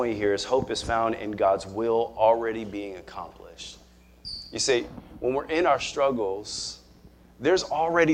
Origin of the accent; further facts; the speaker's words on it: Nebraska, United States; moved away; we're from Nebraska.